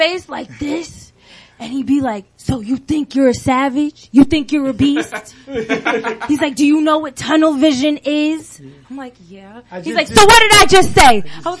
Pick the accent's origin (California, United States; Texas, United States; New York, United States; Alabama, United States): New York, United States; New Rochelle; My hometown, New Rochelle.